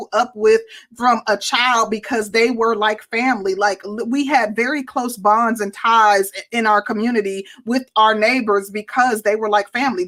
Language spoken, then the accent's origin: English; Midwest, United States; I'm from the Midwest